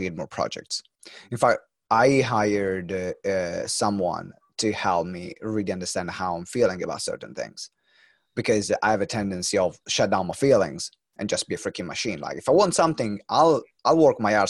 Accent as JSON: {"language": "English", "town": "Maranello", "region": "Emilia-Romagna", "country": "Italy", "said": "I'm from Maranello"}